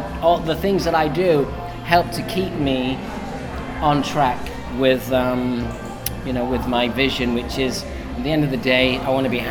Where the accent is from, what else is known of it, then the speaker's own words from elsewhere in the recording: Manchester, North West England, United Kingdom; moved away as an adult; also born or lived in London / New York; Growing up in Manchester, it's a music town.